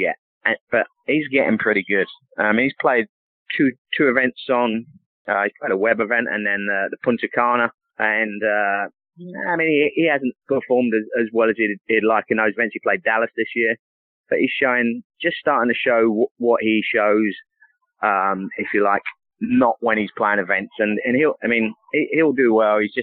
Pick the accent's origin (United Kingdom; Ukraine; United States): United Kingdom; England; moved away; growing up in England